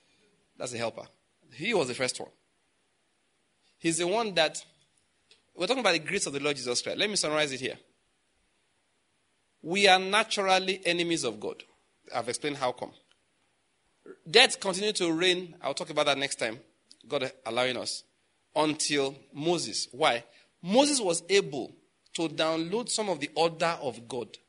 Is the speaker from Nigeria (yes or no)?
yes; Western Nigeria, Nigeria; I'm from Western Nigeria, so I know about the culture over there